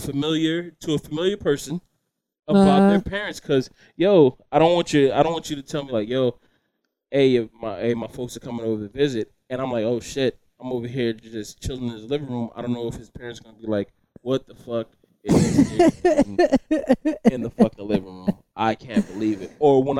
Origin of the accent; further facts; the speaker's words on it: the South, United States; I was born and raised in the South